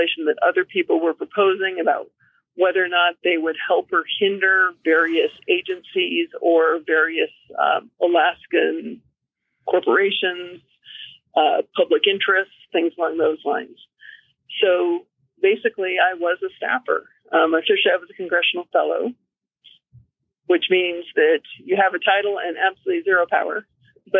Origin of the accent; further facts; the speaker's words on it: Davis, California, United States; moved away as an adult; also born or lived in Washington / Reno, Nevada / Galway, Ireland; now in Fairbanks, United States; my background is I grew up in Davis, California, which is in the Central Valley near Sacramento, so northeast of San Francisco